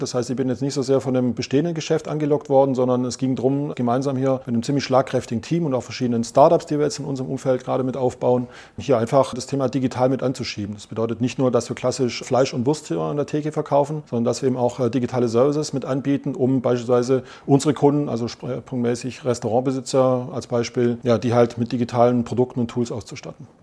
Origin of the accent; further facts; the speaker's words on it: Swabia, Germany; accent: Swabian; Und ich versuche Hochdeutsch zu sprechen, bin Schwabe